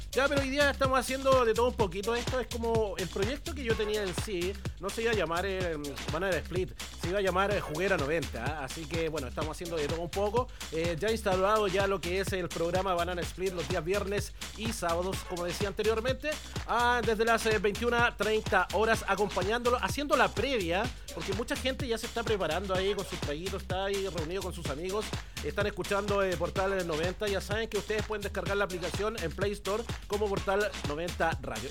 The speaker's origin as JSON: {"language": "Spanish", "country": "Chile", "said": "como buen chileno"}